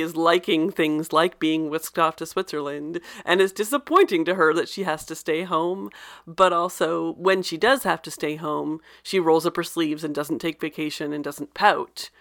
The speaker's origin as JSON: {"language": "English", "country": "Canada", "said": "I'm Canadian"}